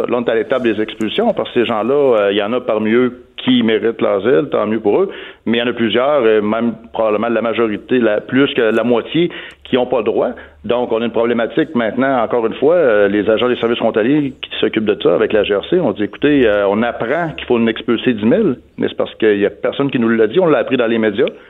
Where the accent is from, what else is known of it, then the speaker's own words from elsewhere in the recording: Quebec, Canada; chez nous au Québec